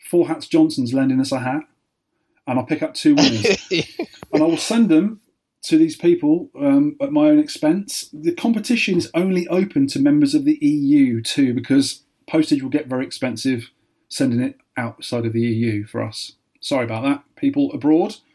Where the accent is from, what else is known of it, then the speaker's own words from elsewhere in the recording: Weymouth, South West England, United Kingdom; there was 12 arcades in Weymouth when I was a kid.